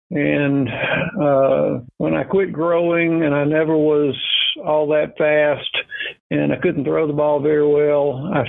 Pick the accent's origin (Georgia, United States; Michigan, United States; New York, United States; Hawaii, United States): Georgia, United States; Forsyth; now in Savannah, United States; I was born in Forsyth, Georgia. And what little growing up I've managed to do in my life was done there.